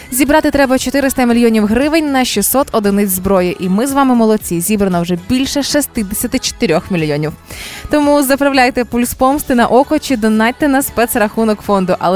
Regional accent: Zhytomyr, Zhytomyr Oblast, Ukraine; Я з Житомира

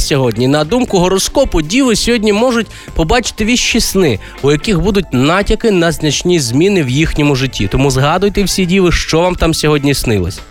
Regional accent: Galicia, Ukraine; Пляцок у нас кажуть на Галичині

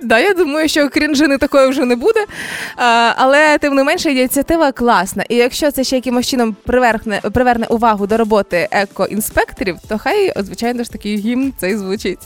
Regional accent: Zhytomyr, Zhytomyr Oblast, Ukraine; у нас в дитинстві в Житомирі

